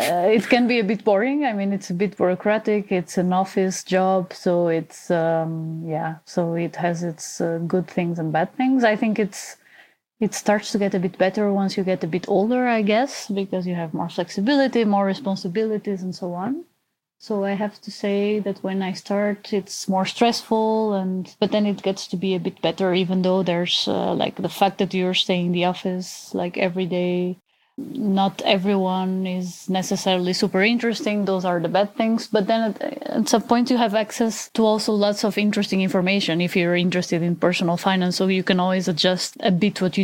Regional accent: Portugal; now in Germany; I'm from Portugal. I currently live in Germany and I'm 32 years old

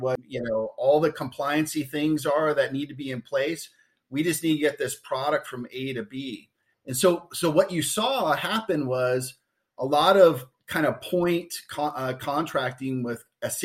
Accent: Detroit, Michigan, United States; born and raised in the Detroit area

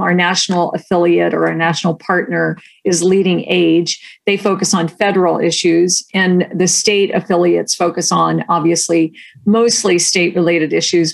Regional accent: Delaware, Ohio, United States; moved away as an adult; also born or lived in Washington, D.C. / New Haven, Connecticut; now in California, United States; I grew up in central Ohio in a small town called Delaware, Ohio

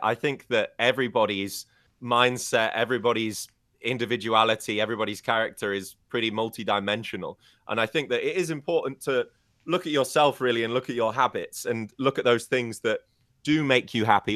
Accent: United Kingdom; I'm British

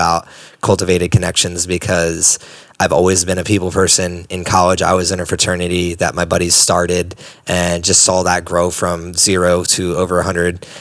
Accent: East Coast, United States; I'm from the East Coast

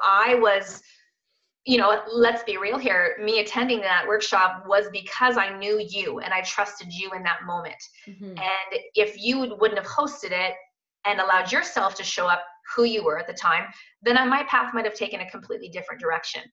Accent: Kitchener, Ontario, Canada; I'm actually from Kitchener, Waterloo, born and raised and still living here

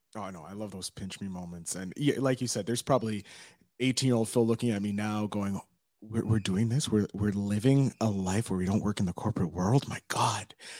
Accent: Montreal, Quebec, Canada; Montreal, Canada

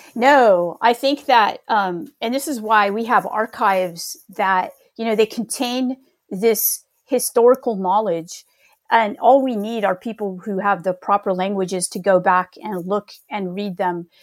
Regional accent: Northern California, United States; I grew up in California

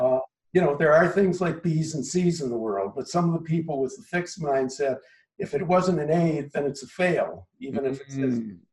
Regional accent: Minneapolis, Minnesota, United States; moved away as an adult; also born or lived in Los Angeles; now in Philadelphia, United States; I grew up in Minneapolis, Minnesota. Spent the first 22 or so years of my life

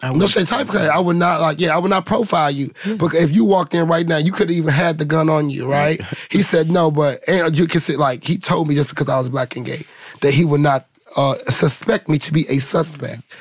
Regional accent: St. Louis, Missouri, United States; now in Los Angeles, United States; I come from St. Louis. You know, I come from the Ferguson era

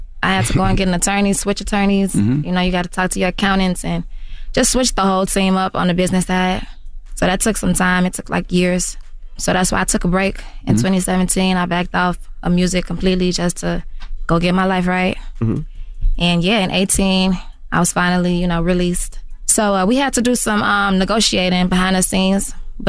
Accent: Chicago, Illinois, United States; y'all know me. I've been making music for a long time. I'm from Chicago.

